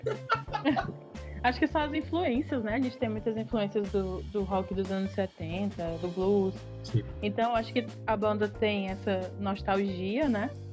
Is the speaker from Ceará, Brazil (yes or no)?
yes; Ceará, Brazil; somos daqui do Ceará, então galera de Fortaleza